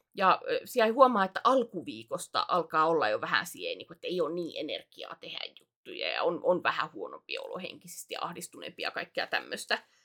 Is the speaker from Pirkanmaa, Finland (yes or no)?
no; Alajärvi, South Ostrobothnia, Finland; accent: not pure Alajärvi dialect, changeable; moved away; mun murre on, äh, se on muuntuva. Se ei ole suoraa alajärvi